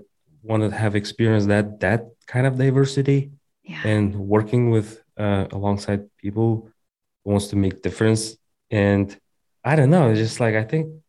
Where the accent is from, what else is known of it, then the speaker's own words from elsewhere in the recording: Kazakhstan; English is a second language; moved away as an adult; also born or lived in United States; I came from Kazakhstan. I was born and raised there.